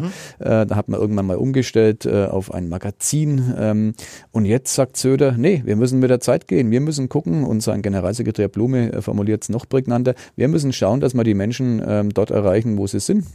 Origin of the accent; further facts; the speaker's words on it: Germany; als Deutscher